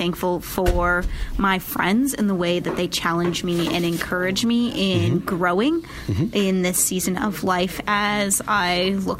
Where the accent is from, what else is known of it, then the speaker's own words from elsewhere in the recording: Minneapolis, Minnesota, United States; now in Columbia, United States; I'm from Minneapolis, Minnesota.